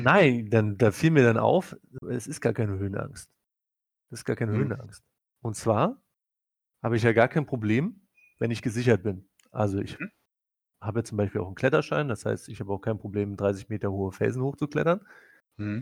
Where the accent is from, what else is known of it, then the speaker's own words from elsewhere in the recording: Prussia, Germany; Bin ja Deutscher, ne? bin ja auch noch Preuße